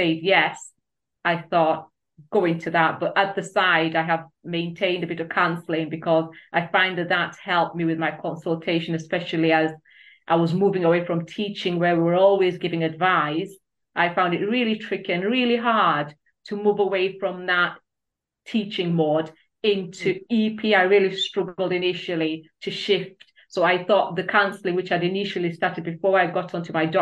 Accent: Kenya; moved away as an adult; now in United Kingdom; I'm originally from Kenya

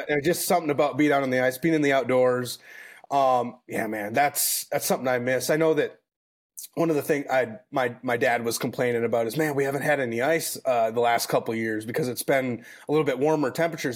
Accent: Minnesota, United States; moved away as an adult; now in San Antonio, United States; I grew up born and raised in Minnesota

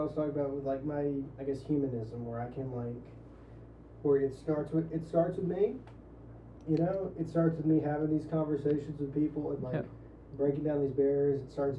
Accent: Louisiana, United States; I see myself as a Louisianian first, and then an American.

